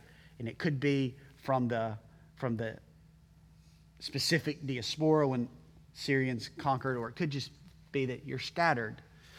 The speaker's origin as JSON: {"language": "English", "country": "United States", "tie": "born or raised there", "said": "I am grateful to God to be born and raised in this country."}